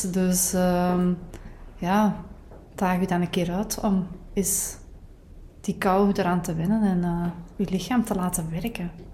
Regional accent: Kempen, Belgium; bij ons in de Kempen

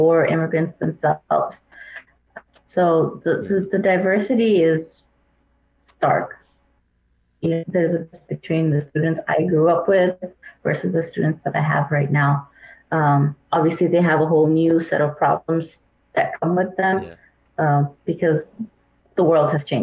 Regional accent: Kuwait; moved away; I grew up in Kuwait

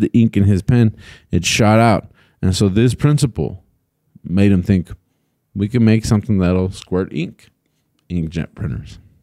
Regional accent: El Paso, Texas, United States; I grew up in El Paso

